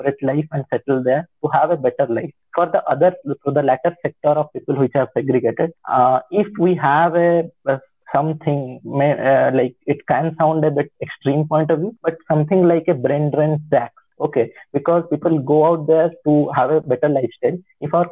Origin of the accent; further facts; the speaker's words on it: India; as an Indian